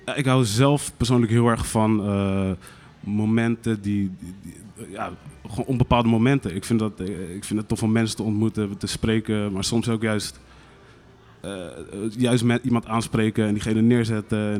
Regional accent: Rotterdam, South Holland, Netherlands; ik ben in Rotterdam-West opgegroeid.

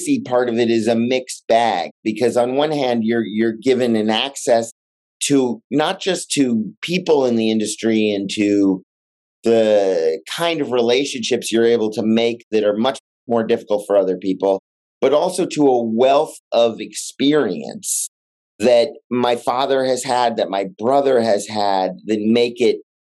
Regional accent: Los Angeles, California, United States; I grew up in Los Angeles

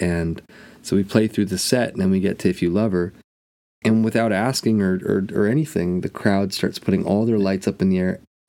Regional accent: Ireland; I'm so Irish, I don't spend any money on myself.

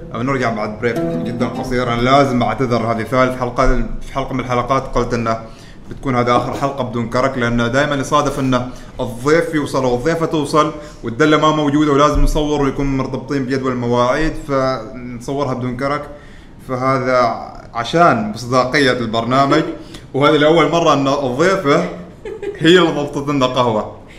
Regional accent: Oman; نحن ترى عمانيين بس سافرنا برا

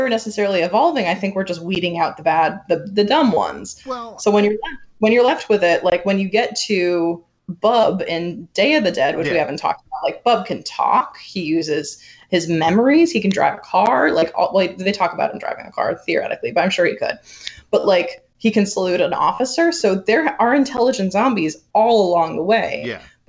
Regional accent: Ireland; as an Irish person

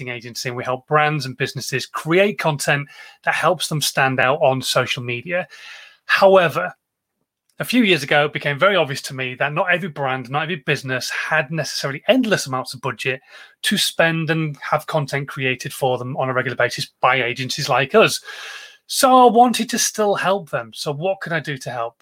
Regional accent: Yorkshire and the Humber, United Kingdom; being a Yorkshireman

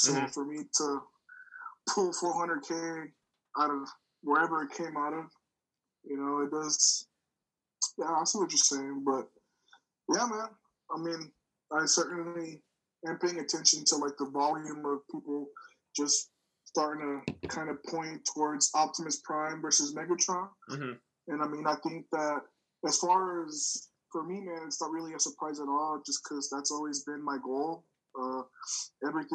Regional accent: Odessa, Texas, United States; I'm from Odessa, Texas, man. It's a small town in West Texas.

